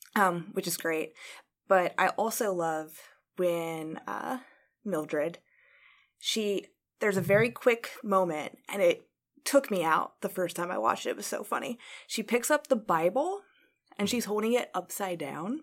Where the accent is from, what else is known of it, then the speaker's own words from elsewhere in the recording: Indiana, United States; I grew up in Indiana